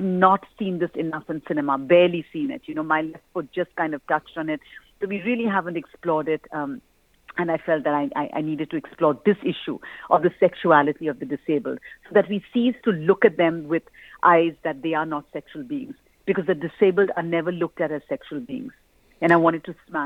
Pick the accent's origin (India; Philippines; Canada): India; I grew up in India